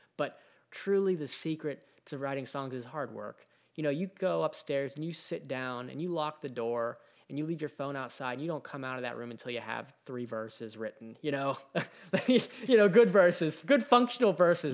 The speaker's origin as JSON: {"language": "English", "town": "Pittsburgh", "region": "Pennsylvania", "country": "United States", "tie": "born or raised there", "said": "growing up in Pittsburgh, there was a, a, you know, a group, we had a group of bands"}